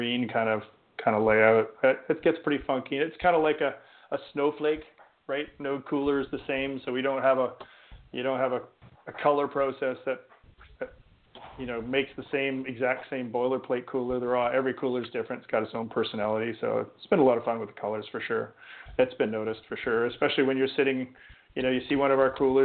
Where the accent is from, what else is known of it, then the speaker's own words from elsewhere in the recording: Canada; as a Canadian